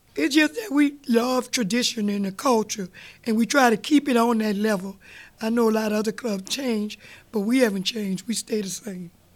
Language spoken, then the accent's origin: English; New Orleans, Louisiana, United States; we was raised up in Gertown, mm-hmm. we didn't see many parades. So my daddy moved us uptown on Washington